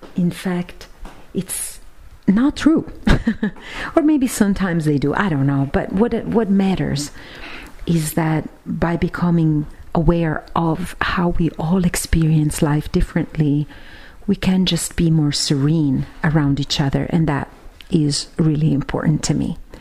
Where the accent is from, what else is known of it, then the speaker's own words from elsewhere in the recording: Siena, Tuscany, Italy; my hometown of Siena here in Italy